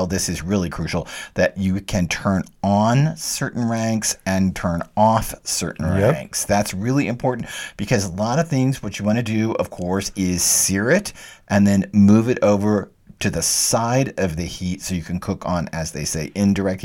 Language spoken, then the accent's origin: English; Texas, United States; I'm from Texas, and in Texas, we want to taste the heat and the meat